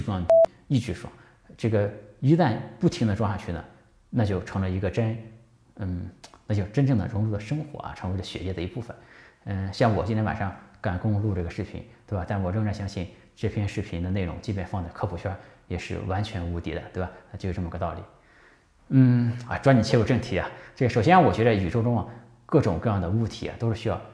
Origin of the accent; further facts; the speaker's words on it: China; 这个好比我们中国人吃饭啊